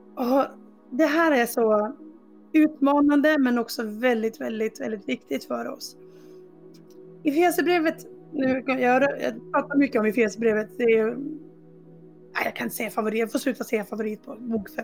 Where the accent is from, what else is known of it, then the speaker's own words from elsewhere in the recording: Dalarna County, Sweden; moved away; jag kommer från Dalarna ursprungligen, även fast det inte alltid hörs på dialekten.